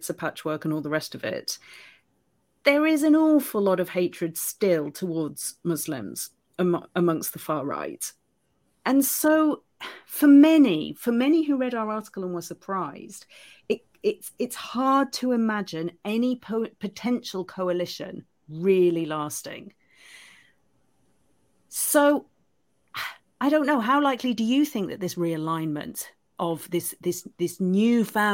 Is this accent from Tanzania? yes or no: no; United Kingdom; I'm British and I live in Britain